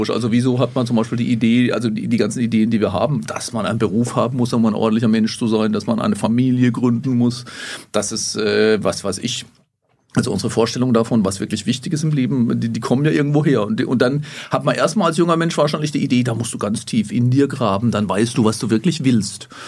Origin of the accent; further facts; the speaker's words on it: Grafenhausen, Baden-Württemberg, Germany; also born or lived in Erfurt; now in Jena, Germany; Auch jetzt, äh, in, in Erfurt, aber ich stamme eigentlich aus dem Hochschwarzwald, ganz im Südwesten der Republik, im kleinen Dörfchen da, heißt Grafenhausen.